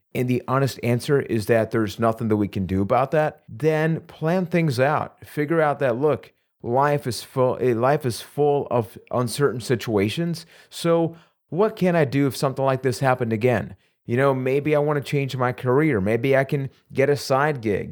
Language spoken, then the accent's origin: English; Puerto Rico; I am from Puerto Rico.